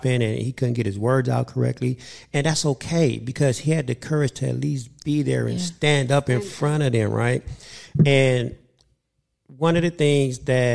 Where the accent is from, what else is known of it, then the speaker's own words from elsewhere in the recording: Inglewood, California, United States; I grew up with Dwayne in Inglewood